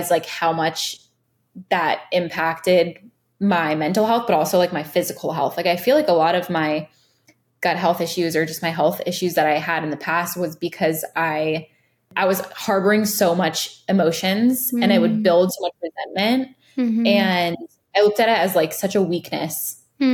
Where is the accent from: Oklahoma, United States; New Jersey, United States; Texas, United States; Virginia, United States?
Virginia, United States; also born or lived in Los Angeles, California; now in Miami, United States; I grew up in Virginia. And I grew up like playing in the woods